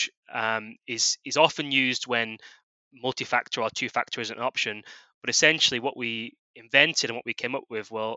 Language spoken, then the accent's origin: English; United Kingdom; moved away as an adult; also born or lived in Australia / San Francisco; originally from the UK, you can probably tell by my accent